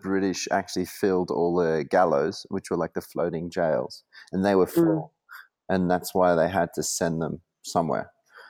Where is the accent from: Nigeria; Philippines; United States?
Philippines; born there; My mother is Filipina, and I was born in the Philippines, but dad is Australian.